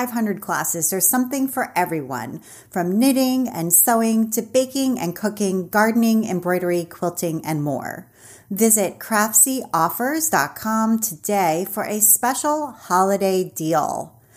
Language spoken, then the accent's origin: English; Potomac, Maryland, United States; I grew up in Potomac, Maryland, so not too far away